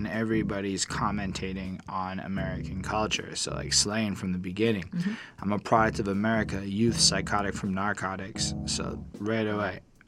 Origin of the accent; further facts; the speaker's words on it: Canada; I'm a Canadian.